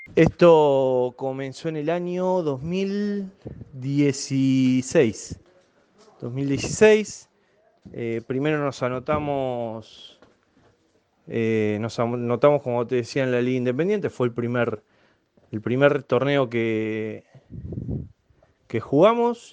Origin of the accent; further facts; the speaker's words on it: Buenos Aires, Argentina; moved away as an adult; now in Río Grande, Argentina; yo soy nacido en Soldati, vivía a la vuelta de la cancha, ahí en Chilaveri y Martínez Castro, donde me crié donde viví hasta los 24 años